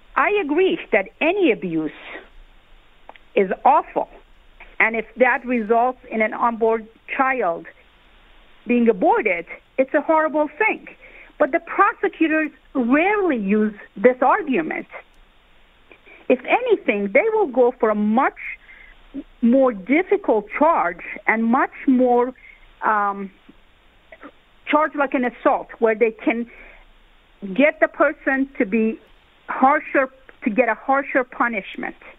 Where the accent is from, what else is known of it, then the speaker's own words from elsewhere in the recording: New York, United States; as a New Yorker